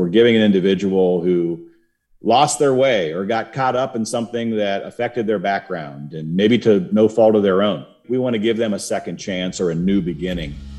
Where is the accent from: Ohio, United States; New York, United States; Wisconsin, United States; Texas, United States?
Ohio, United States; Cincinnati; moved away as an adult; also born or lived in Warsaw, Poland; I grew up in Cincinnati, but I wound up, uh, moving nine times and coming back to Cincinnati four times